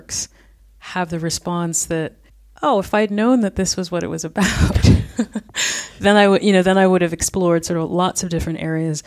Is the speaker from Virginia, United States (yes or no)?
no; New York City, New York, United States; moved away as an adult; now in Berlin, Germany; I'm from Brooklyn originally